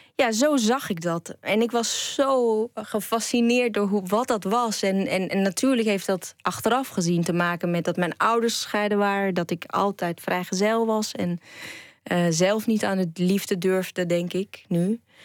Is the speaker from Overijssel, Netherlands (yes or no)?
yes; Enschede, Overijssel, Netherlands; ik ben een eh, tukker. Want ik ben geboor, geboren en getogen in Enschede.